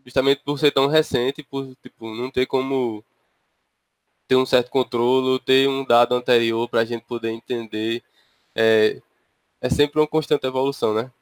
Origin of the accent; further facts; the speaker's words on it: interior of Paraíba, Brazil; eu sou do, do interior da Paraíba